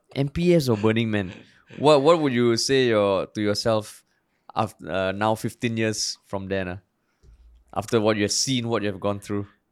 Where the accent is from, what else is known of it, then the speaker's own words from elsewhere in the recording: Singapore; growing up in Singapore